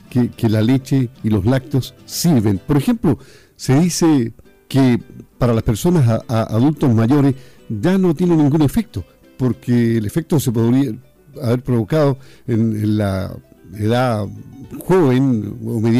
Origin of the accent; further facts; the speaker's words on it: Chile; Como buenos chilenos consumimos mucho pan.